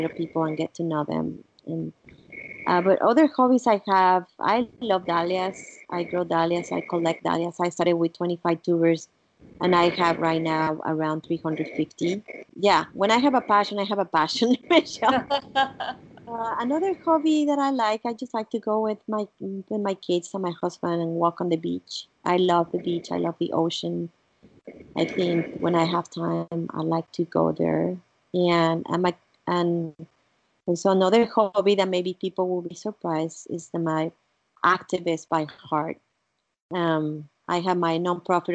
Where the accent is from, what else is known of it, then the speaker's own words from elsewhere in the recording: Mexico; first language Spanish; English is a second language; moved away; also born or lived in Italy; Being from Mexico